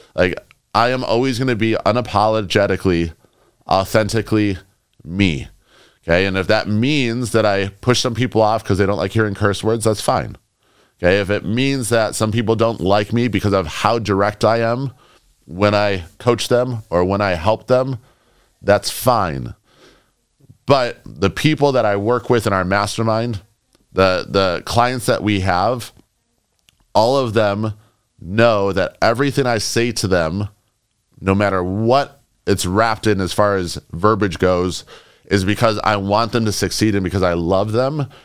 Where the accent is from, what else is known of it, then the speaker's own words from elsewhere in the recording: Chicago, Illinois, United States; moved away; also born or lived in New York; I grew up in Chicago. I lived in New York